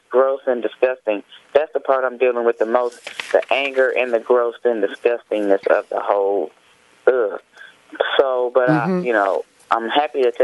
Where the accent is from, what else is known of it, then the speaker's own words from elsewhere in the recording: Indiana, United States; moved away; I'm from Indiana originally